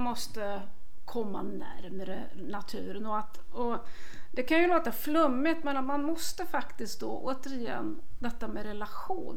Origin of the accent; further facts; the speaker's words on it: Värmland, Sweden; jag kommer ju från Värmland